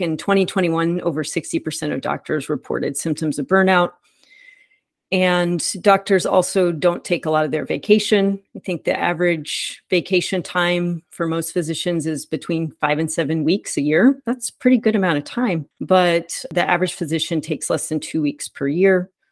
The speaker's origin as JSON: {"language": "English", "town": "Dallas", "region": "Texas", "country": "United States", "tie": "born or raised there", "said": "I grew up in Dallas"}